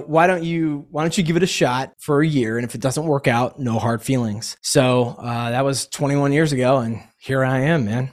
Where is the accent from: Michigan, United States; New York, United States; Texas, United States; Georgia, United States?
Georgia, United States; Atlanta; also born or lived in Boston / Knoxville / New Hampshire; I grew up here in Atlanta